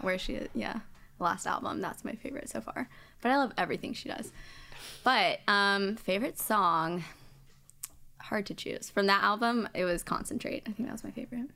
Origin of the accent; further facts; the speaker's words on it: High Point, North Carolina, United States; also born or lived in Asheboro, North Carolina; I'm from High Point, North Carolina, but we're originally from a smaller town, Ashboro